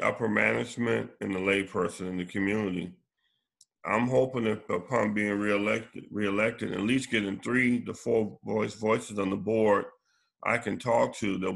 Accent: Charleston County, South Carolina, United States; growing up in Charleston County, I was raised under Reverend Goodwin

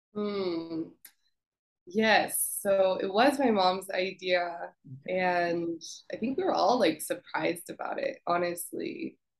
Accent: Colorado, United States; Growing up in Colorado, you know, it's very homogenous. I lived in the suburbs

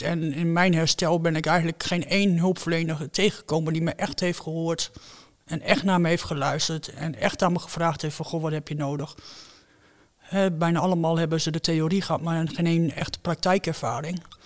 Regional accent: Netherlands; ik woon in Nederland, ik ben een Nederlander.

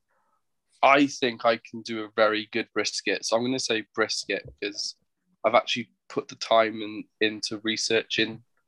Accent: London, United Kingdom; I'm from London, yeah.

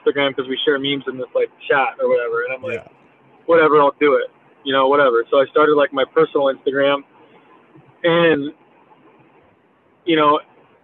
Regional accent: Santa Cruz, California, United States; I grew up in Santa Cruz. I grew up in the mountains

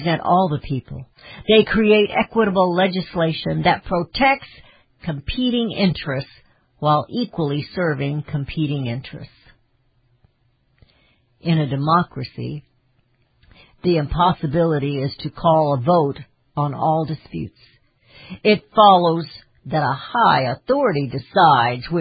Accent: Missouri, United States; I'm from Missouri

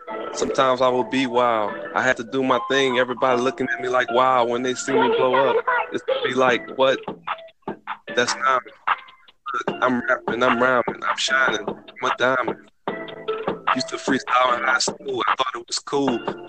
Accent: Louisiana, United States; We're from Louisiana, but shout out to Dub.

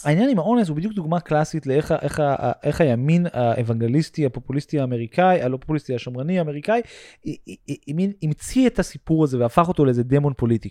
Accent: United States; Hebrew is a second language; moved away; סוג מאוד מסוים של אפליה שרק אני וכמה אמריקאים נוספים חווינו בחיים שלנו

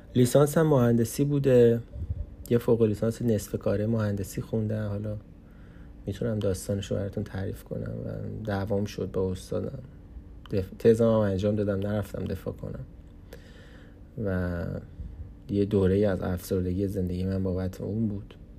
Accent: Iran; moved away as an adult; now in Canada

